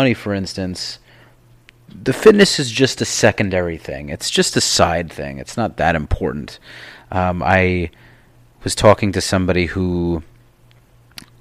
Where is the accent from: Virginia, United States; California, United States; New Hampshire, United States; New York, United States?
New York, United States; now in Miami, United States; I'm from New York.